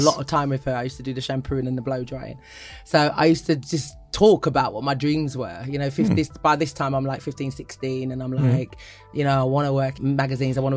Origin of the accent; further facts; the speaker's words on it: London, United Kingdom; accent: East End; moved away as an adult; now in Ghana; I grew up in the East End part. If anyone knows East Enders, they were so that bit, which is why I talk a bit like this